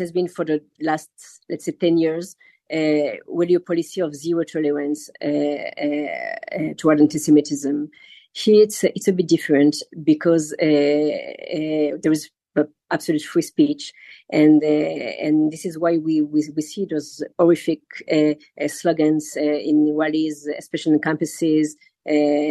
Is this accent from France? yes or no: yes; France; moved away; also born or lived in Israel; I know France quite well because I was born in France and raised in France